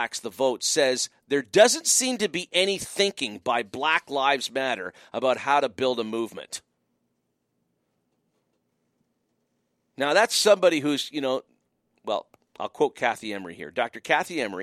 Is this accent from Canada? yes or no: yes; Windsor, Ontario, Canada; moved away; also born or lived in Montreal; growing up in Windsor, passionate Detroit Tigers fan, spent 4 years in Montreal